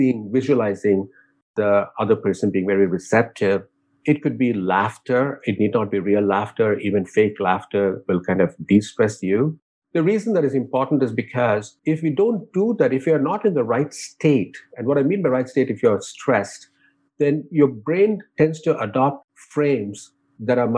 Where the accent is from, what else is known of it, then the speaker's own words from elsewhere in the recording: India; moved away; growing up in India